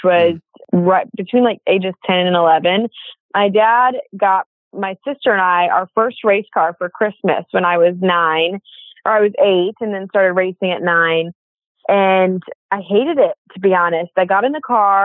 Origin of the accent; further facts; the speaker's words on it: Indianapolis, Indiana, United States; I grew up in Indiana, like you said, again, and kind of never really left Indiana.